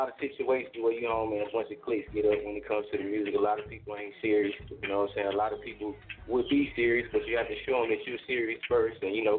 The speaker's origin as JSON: {"language": "English", "area": "Charlotte", "region": "South Carolina", "country": "United States", "said": "I'm from Charlotte, South Carolina."}